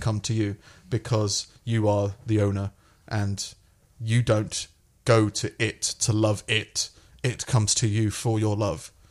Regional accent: England, United Kingdom; also born or lived in United States; I started in year one in the U K 'cause I came from America.

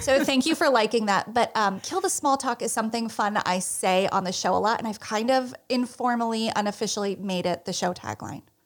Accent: New Jersey, United States; I am from the Garden State of New Jersey

